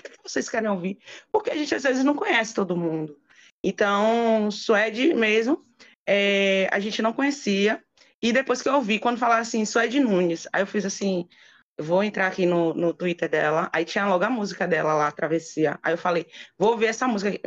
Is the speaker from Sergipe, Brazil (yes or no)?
no; Feira de Santana, Bahia, Brazil; moved away as an adult; also born or lived in Lençóis; vim morar em Feira de Santana, que eu sou de Feira de Santana, morei oito anos em Lençóis